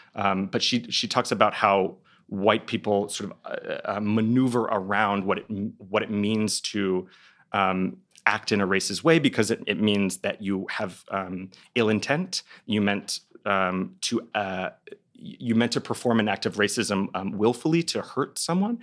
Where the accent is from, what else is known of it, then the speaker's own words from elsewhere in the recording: Dallas, Texas, United States; moved away; I'm from Dallas, Texas